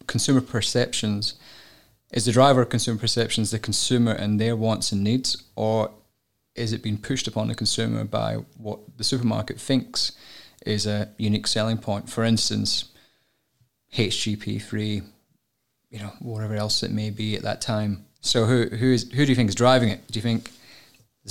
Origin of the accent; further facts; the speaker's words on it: Scotland, United Kingdom; I'm Scottish